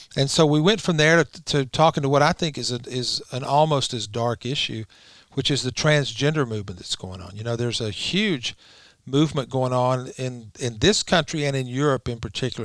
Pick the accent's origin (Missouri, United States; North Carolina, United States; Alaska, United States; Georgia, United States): Georgia, United States; I'm from Georgia